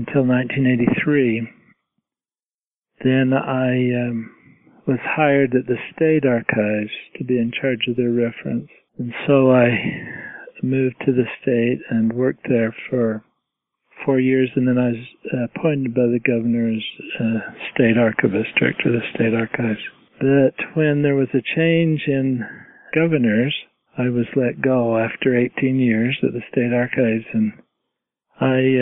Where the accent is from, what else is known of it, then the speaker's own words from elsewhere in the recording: central Utah, United States; I grew up in central Utah in a very small town on a cattle ranch